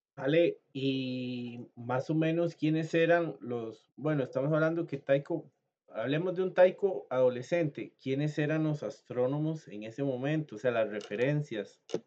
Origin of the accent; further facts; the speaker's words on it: Costa Rica; yo soy costarricense